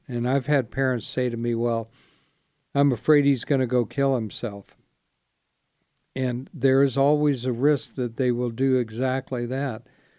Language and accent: English; Spartanburg, South Carolina, United States; born there; I was born in Spartanburg, South Carolina. I know it doesn't sound like it, but I was.